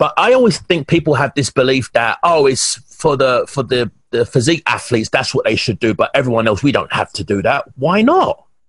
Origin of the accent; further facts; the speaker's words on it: England, United Kingdom; you do know I'm from England, right? Us English guys are pretty, you know, we're very intense.